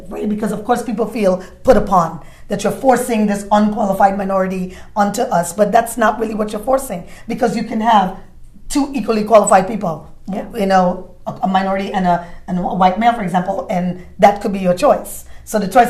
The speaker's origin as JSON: {"language": "English", "town": "New York City", "region": "New York", "country": "United States", "tie": "born or raised there", "also_born_or_lived": "Caribbean", "said": "I grew up in Brooklyn, I came from the Caribbean, immigrant kid"}